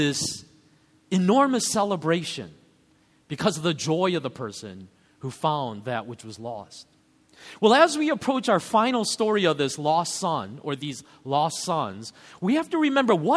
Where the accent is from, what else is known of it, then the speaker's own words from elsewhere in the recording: United States; as an American reader of this story